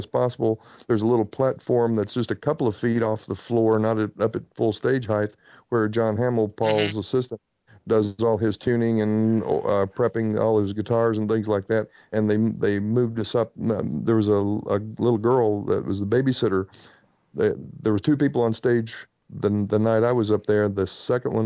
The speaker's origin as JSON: {"language": "English", "town": "Bristol", "region": "Tennessee", "country": "United States", "tie": "born or raised there", "moved": "yes", "said": "in my hometown of Bristol, Tennessee"}